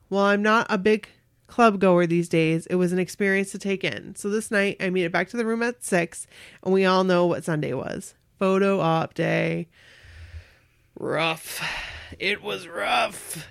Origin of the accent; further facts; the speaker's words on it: Missouri, United States; also born or lived in Kansas City suburb; home of the Cherry Mash only made in my hometown shirt, my Missouri hat